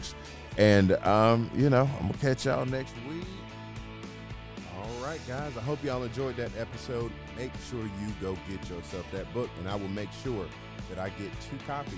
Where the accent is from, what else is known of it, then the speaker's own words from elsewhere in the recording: Atlanta, Georgia, United States; I'm still from Atlanta